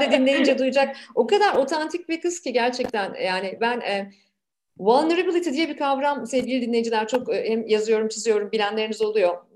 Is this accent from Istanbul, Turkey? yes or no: no; Ankara, Turkey; moved away as an adult; now in Canada; benim büyüdüğüm Ankara'da büyüdüm